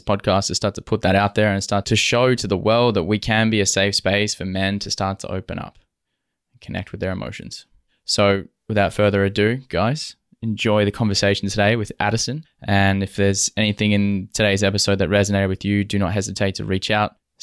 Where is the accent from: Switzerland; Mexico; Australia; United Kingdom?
Australia; Western Australia; also born or lived in Toronto; as a man growing up in Western Australia